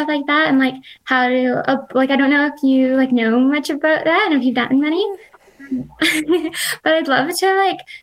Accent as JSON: {"language": "English", "country": "Canada", "also_born_or_lived": "British Columbia", "said": "I'm from Canada. I was living in BC for quite a while, and I just recently moved to like the Canadian Rockies this fall."}